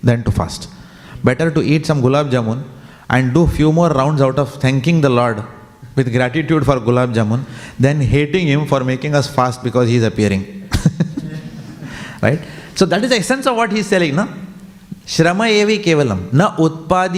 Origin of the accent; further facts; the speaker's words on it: India; as Indian parents